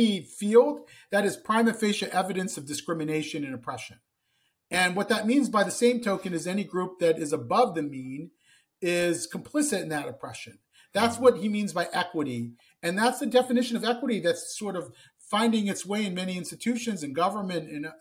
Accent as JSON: {"language": "English", "town": "Columbus", "region": "Ohio", "country": "United States", "tie": "born or raised there", "said": "I grew up in Columbus, Ohio"}